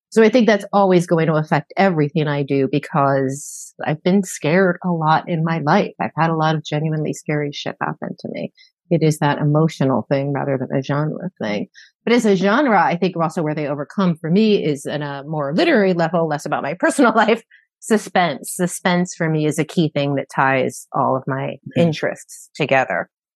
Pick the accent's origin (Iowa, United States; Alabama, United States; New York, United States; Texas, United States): New York, United States; New York City; moved away; also born or lived in New Orleans; I grew up in a very high crime area. I grew up in New York City in the 70s and 80s.